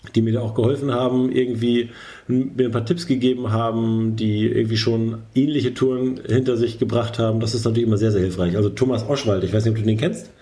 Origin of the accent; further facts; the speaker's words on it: Germany; wir als Deutsche